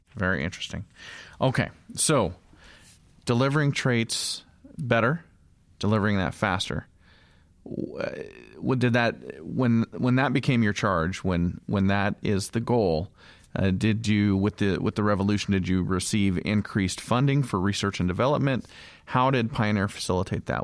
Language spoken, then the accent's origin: English; Idaho, United States; I come from Idaho. I have a small farm